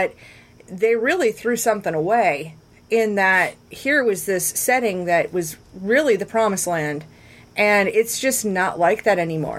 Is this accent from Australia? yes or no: no; Midwest, United States; I want to share a perspective with you from someone who grew up as a Midwesterner.